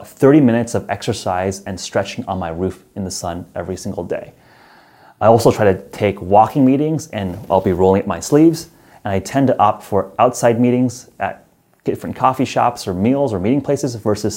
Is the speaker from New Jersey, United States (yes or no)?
no; San Francisco, California, United States; my hometown of San Francisco